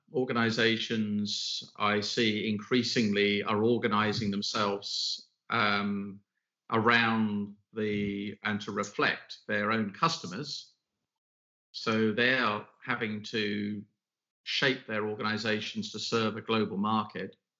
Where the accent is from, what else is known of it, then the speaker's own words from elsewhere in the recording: United Kingdom; now in London, United Kingdom; I am a Brit, we are in London